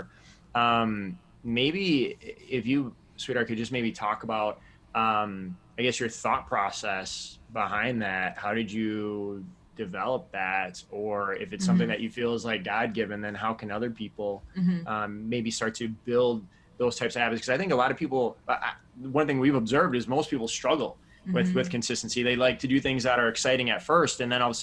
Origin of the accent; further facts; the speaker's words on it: Madison, Wisconsin, United States; I grew up in Madison